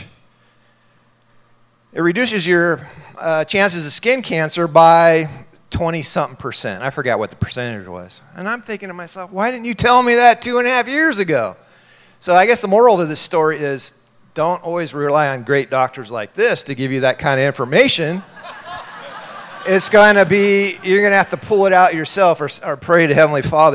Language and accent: English; San Diego, California, United States; now in Rexburg, United States; I'm originally from San Diego. I grew up in San Diego